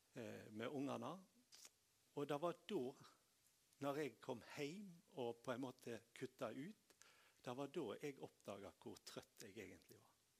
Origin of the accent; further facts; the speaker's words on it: Tysnes, Vestland, Norway; bedehuset hjemme på Tysnes